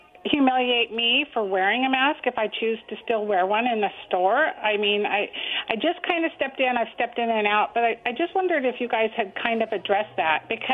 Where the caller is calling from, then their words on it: Kennewick, Washington, United States; … in Kennewick.